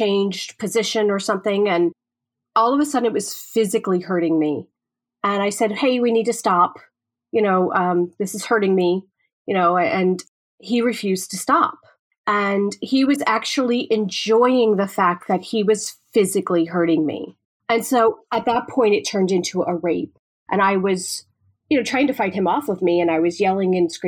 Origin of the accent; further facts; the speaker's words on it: New York, United States; moved away; I'm originally from New York